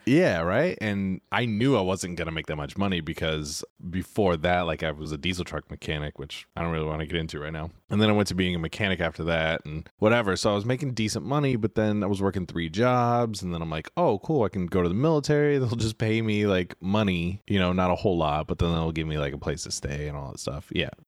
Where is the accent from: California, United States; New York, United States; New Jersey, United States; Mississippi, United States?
California, United States; Sacramento; moved away as an adult; I grew up in Sacramento, which is Northern California